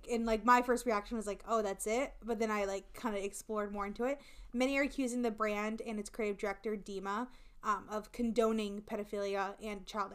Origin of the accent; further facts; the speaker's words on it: Iowa, United States; accent: Hispanic; I was raised like with a Spanish speaker and so like pronouncing things, and then we're in the middle of fucking nowhere in Iowa